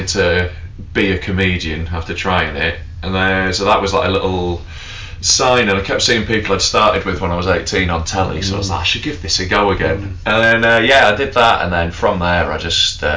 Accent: Knaresborough, Yorkshire and the Humber, United Kingdom; I'd moved back to my hometown in North Yorkshire

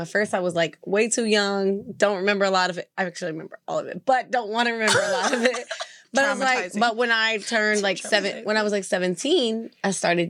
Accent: Arkansas, United States; I'm from Arkansas

